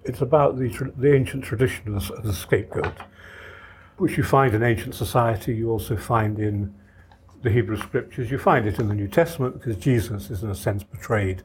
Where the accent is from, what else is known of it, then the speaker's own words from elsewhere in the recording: Ireland; I come from Ireland myself